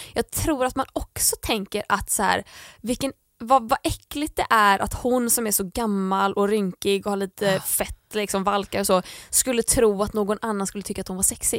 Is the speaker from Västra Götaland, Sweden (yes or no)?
yes; Landvetter, Västra Götaland, Sweden; i mitt rum hemma i Landvetter